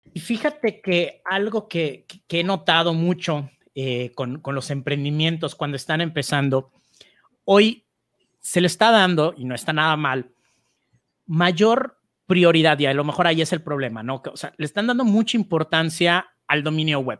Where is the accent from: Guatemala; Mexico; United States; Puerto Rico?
Mexico; en mi país, en México